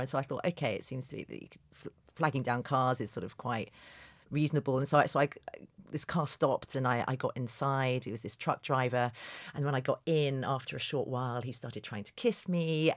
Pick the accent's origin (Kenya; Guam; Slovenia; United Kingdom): United Kingdom; London; a journalist from London